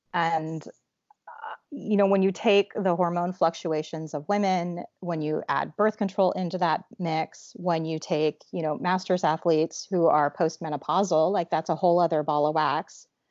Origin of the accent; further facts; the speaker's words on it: Alaska, United States; I grew up in Alaska